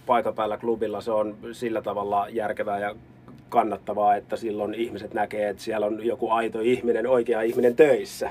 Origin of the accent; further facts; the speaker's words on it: Helsinki capital region, Uusimaa, Finland; now in Lappeenranta, Finland; mun puheessa tulee mä ja sä ja mie ja sieni, niin johtuu siitä, että mä oon pääkaupunkiseudulta kotoisin